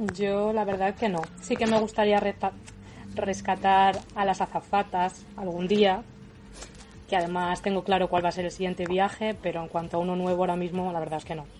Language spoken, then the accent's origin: Spanish; a village in Toledo, Castilla-La Mancha, Spain; now in Madrid, Spain; Soy de un pueblo de Toledo, pero vivo en Madrid.